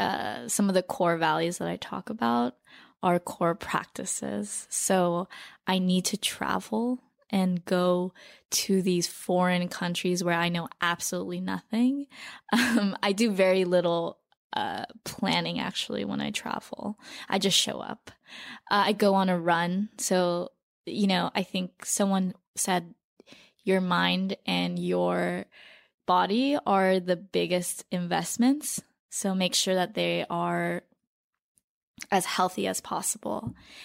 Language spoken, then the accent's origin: English; Torrance, California, United States; now in New York City, United States; But I grew up in Torrance, which is this beach town.